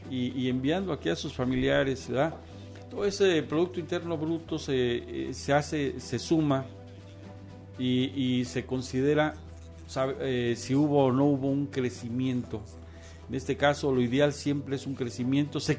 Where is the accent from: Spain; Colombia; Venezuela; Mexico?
Mexico; El, este escenario es para demostrar que somos muy inteligentes, que somos mexicanos y que efectivamente tenemos políticas de apoyo para transformar este país